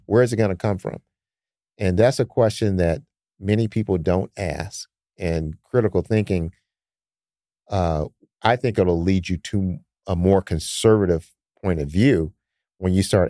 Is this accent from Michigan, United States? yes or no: yes; Detroit, Michigan, United States; Like growing up in Detroit, we didn't have a lot of money either.